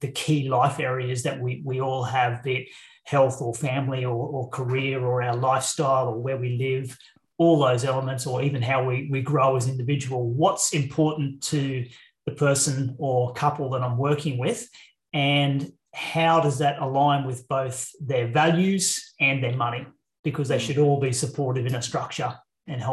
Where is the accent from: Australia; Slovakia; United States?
Australia; Queensland; also born or lived in Brisbane; I'm a Queenslander. So living in Brisbane now in central Queensland is home.